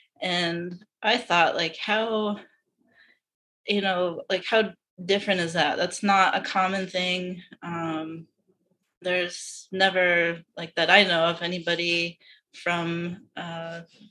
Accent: Yarmouth, Maine, United States; I grew up in Yarmouth, Maine

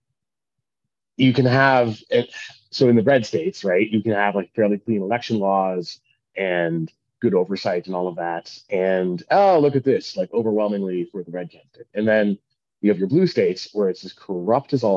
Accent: Canada; as a Canadian

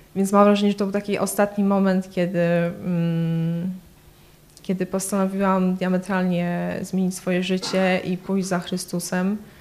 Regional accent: Poland; moved away as an adult; also born or lived in Kraków / Łódź / Warsaw; now in London, United Kingdom; Pochodzę z małej miejscowości między Krakowem a Katowicami

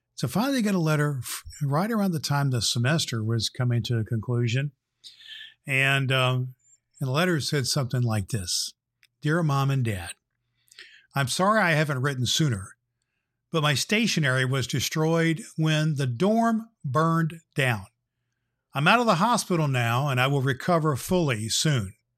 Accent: Indianapolis, Indiana, United States; here in my hometown, Indianapolis, Indiana

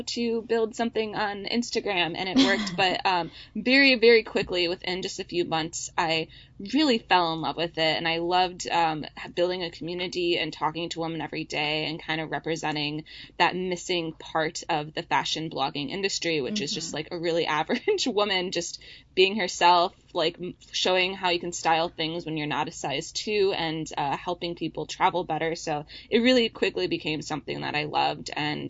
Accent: Wisconsin, United States; moved away as an adult; also born or lived in Minnesota; now in San Francisco, United States; My husband and I both grew up in Wisconsin, and I went to school in Minnesota

